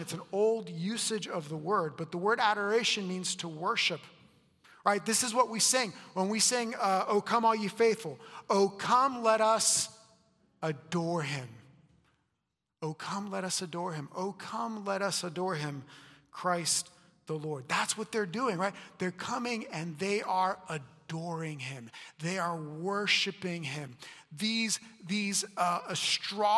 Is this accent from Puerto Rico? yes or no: yes; Puerto Rico; now in United States; I was born in Puerto Rico